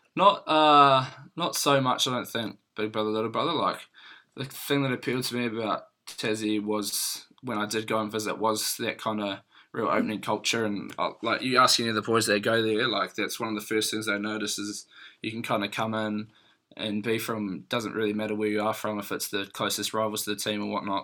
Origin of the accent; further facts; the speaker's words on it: Christchurch, Canterbury, New Zealand; moved away as an adult; also born or lived in Hawke's Bay / Gisborne / Auckland; now in Tasman, New Zealand; I was born up in Hawks and then moved to Gizzy. I was there for a few years because Dad worked on the vineyards and was a teacher there, and then um, moved to Christchurch